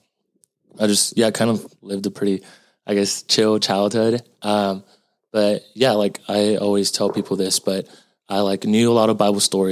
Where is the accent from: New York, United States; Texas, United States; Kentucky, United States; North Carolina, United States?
Texas, United States; Houston; also born or lived in Austin, Texas; I was born in Houston, and I currently go to the University of Texas at Austin